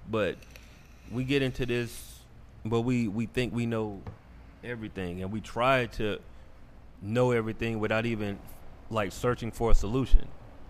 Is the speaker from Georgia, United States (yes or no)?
yes; Macon, Georgia, United States; also born or lived in Atlanta, Georgia; I was born in Atlanta and raised in Macon.